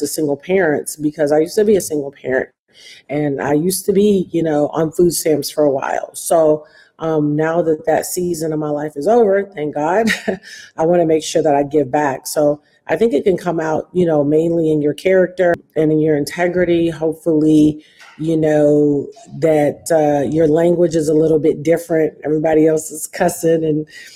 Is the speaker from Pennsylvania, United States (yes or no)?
no; Detroit, Michigan, United States; Detroit, and which is my hometown